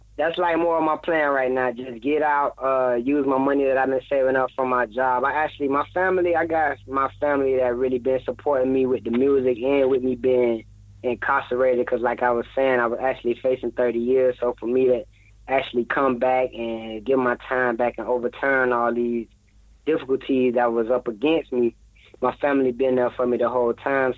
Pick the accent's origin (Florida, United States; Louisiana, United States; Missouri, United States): Florida, United States; I'm from Florida